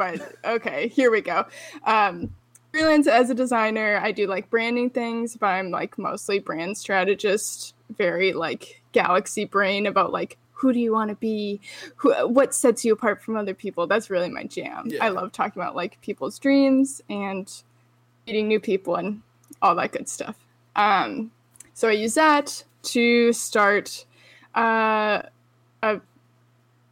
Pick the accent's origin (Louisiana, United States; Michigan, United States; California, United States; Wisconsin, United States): Wisconsin, United States; moved away as an adult; also born or lived in Chicago, Illinois; now in Jacksonville, United States; I live in Jacksonville, Florida. I moved here 2 years ago from Chicago, but I'm originally from Wisconsin